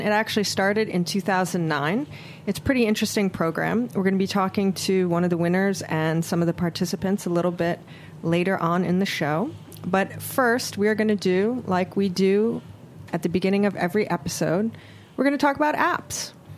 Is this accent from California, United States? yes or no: no; Honolulu, Hawaii, United States; now in New York City, United States; I am born and raised in Hawaii. I'm oh, from Oahu, cool. in a little town called Kalihi.